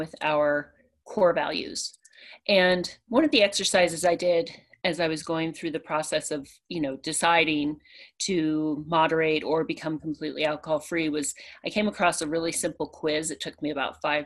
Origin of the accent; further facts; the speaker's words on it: a small town outside of Orlando, Florida, United States; also born or lived in Pennsylvania; I grew up in a small town outside of Orlando